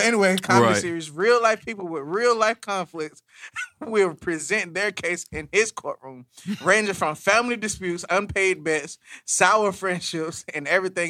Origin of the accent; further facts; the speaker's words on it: Cleveland, Ohio, United States; I'm from Cleveland, y'all.